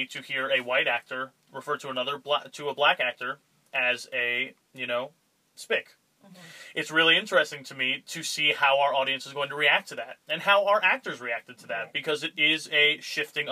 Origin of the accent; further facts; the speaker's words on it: Allentown, Pennsylvania, United States; now in Alpena, United States; I'm originally from Allentown, Pennsylvania, you know, an hour north of Philadelphia and 2 hours south of New York City